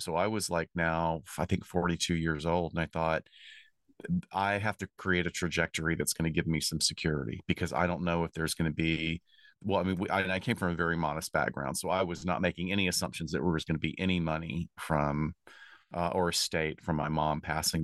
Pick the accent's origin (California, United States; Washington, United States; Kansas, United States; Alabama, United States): Alabama, United States; also born or lived in Chicago; now in Los Angeles, United States; I grew up in Alabama